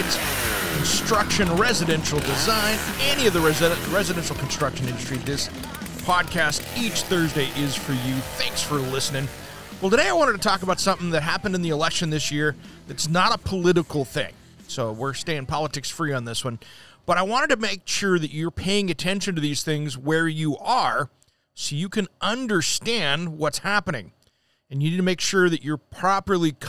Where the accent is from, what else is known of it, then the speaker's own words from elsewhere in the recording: Oregon, United States; here in my hometown in Oregon